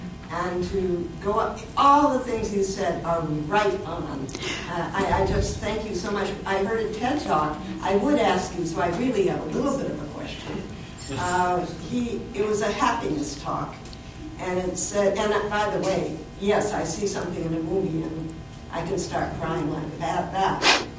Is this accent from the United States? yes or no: no; Ireland; seeing that I'm Irish and my whole family are drunks